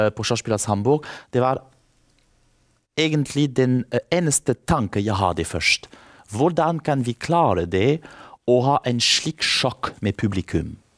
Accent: France; Norwegian is a second language; moved away; jeg kommer fra Frankrike

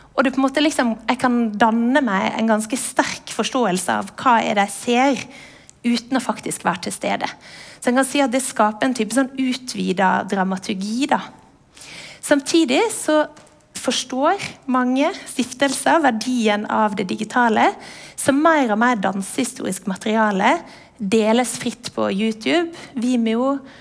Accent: Western Norway, Norway; jeg vokste opp på Vestlandet uten MTV, med NRK

